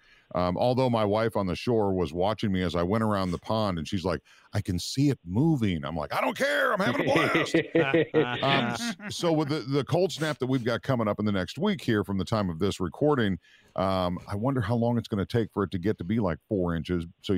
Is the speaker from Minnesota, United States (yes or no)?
yes; Minnesota, United States; moved away; No, I grew up in Minnesota where in the wintertime we would ice fish.